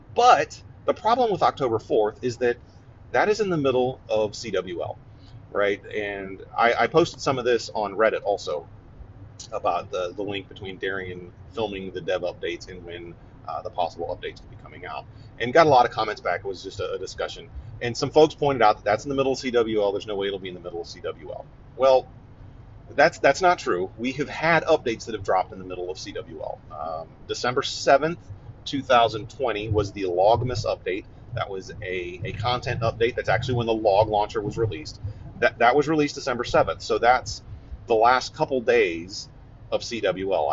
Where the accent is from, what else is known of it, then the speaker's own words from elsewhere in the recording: Ohio, United States; moved away; I'm from Ohio